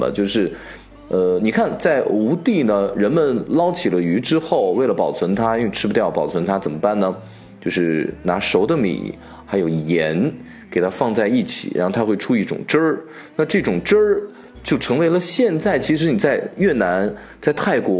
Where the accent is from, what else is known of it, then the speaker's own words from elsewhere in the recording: Shaanxi, China; 也许是跟我是陕西人的缘故哈，从小我们的物质生活没有那么的富足